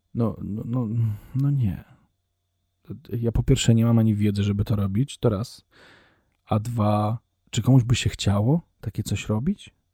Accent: Poland; first language Polish

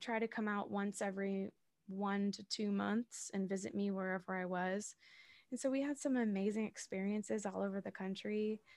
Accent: Massachusetts south of Boston, United States; now in New York City, United States; I live in New York City. I'm originally from Massachusetts south of Boston

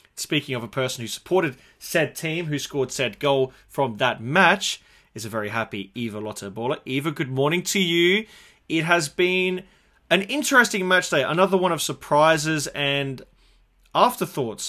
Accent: Adelaide, South Australia, Australia; here in my hometown Adelaide

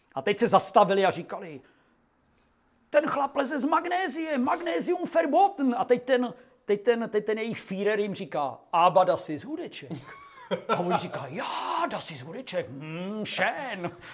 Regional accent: Czechia

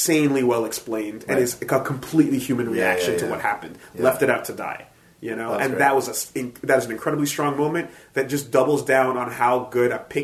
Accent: Canada; I'm Canadian

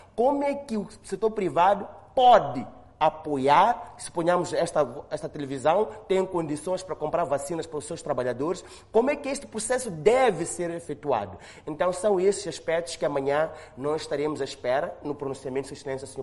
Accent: Mozambique; nós, como moçambicanos

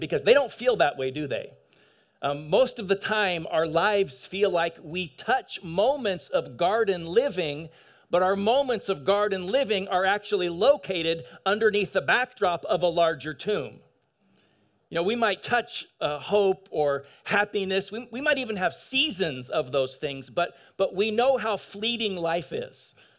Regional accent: eastern Washington, United States; also born or lived in San Gabriel, California; I was born in San Gabriel, but I grew up in national forest land in eastern Washington

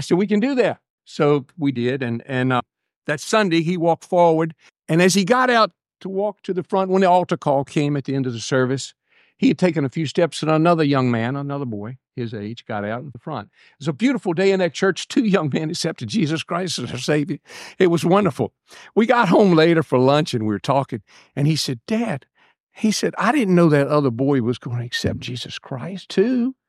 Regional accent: Buckingham, Virginia, United States; I'm from Buckingham

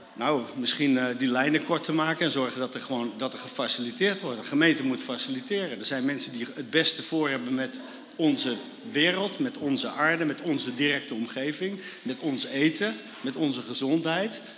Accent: Netherlands; wij gewoon met, met uh, z'n allen als Nederlanders

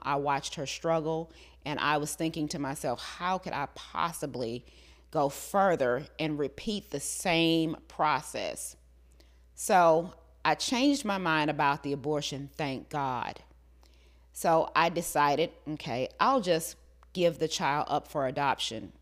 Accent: the South, United States; growing up in the South

